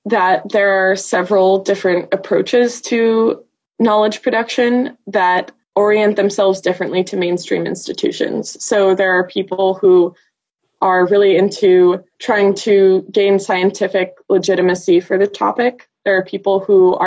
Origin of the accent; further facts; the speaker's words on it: California Bay Area, United States; moved away as an adult; also born or lived in Glasgow, Scotland; I am originally from the California Bay Area, but did a brief stint in Glasgow, Scotland for 2 years